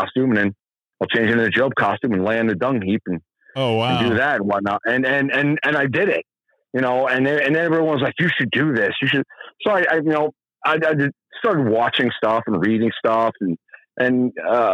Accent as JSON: {"language": "English", "town": "North Adams", "region": "Massachusetts", "country": "United States", "tie": "born or raised there", "said": "I was born in North Adams, Massachusetts"}